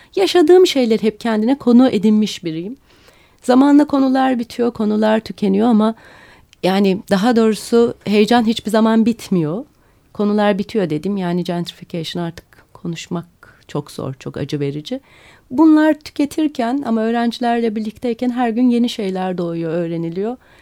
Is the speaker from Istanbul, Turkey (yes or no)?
yes; Istanbul, Turkey; İstanbulluyum. Benim için önemli o bir şey. Dolayısıyla yaşadığım kenti çok seviyorum.